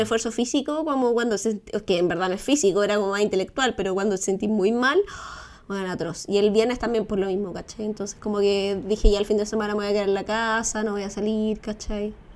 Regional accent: Chile; como el chileno promedio

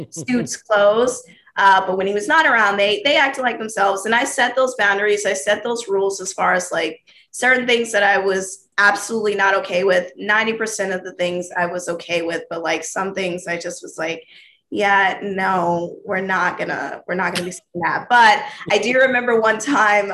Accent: the South, United States; I'm from the South

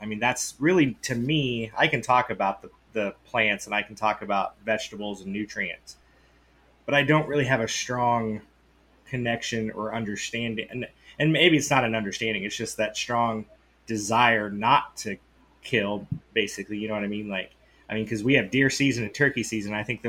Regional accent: Midwest, United States; we're from the Midwest, you know, Drew and I both grew up, I mean, hunting

